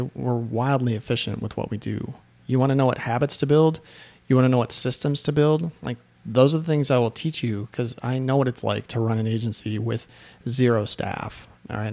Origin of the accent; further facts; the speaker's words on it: Chicago, Illinois, United States; moved away; Chicago on the way home, 'cause that's my hometown